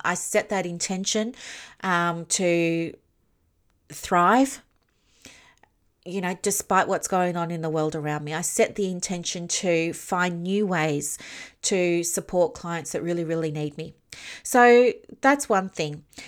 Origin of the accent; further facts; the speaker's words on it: Victoria, Australia; I'm from Victoria